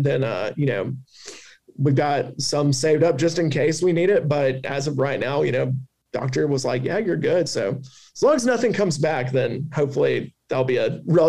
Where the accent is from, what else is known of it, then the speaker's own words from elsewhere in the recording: the South, United States; accent: Southern; don't let my Southern accent get in the way.